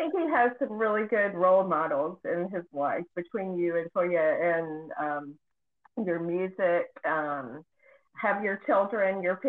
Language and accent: English; Beaufort County, North Carolina, United States; a fellow Beaufort County native.